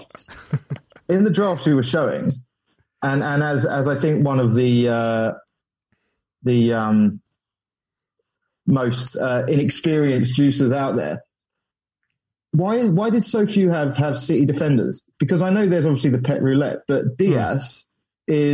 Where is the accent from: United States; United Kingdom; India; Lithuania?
United Kingdom; Watford, East of England; I was born in Watford